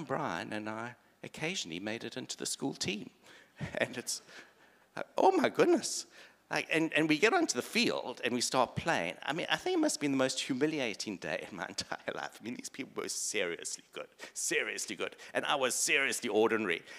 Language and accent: English; South Africa; I grew up in South Africa, white South African male.